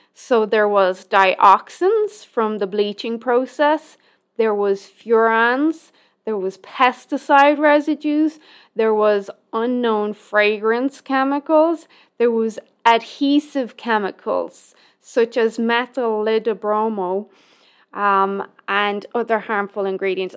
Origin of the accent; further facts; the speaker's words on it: Ireland; now in Canada; my home country of Ireland